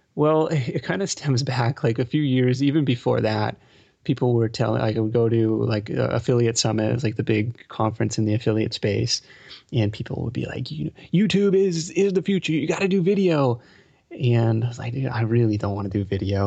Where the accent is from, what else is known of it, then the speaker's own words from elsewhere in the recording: Seattle, Washington, United States; also born or lived in East Coast; now in California, United States; I grew up in Seattle